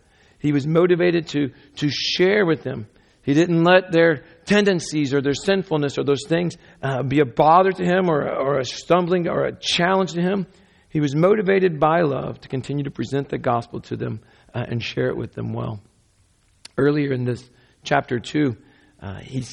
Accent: United States; I'm an American

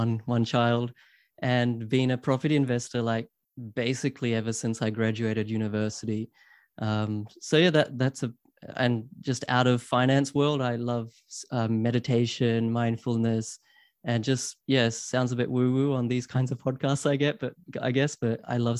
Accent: New Zealand; also born or lived in Queensland, Australia / Sydney, Australia / London, United Kingdom; I grew up in New Zealand. I went to university at UQ in Queensland.

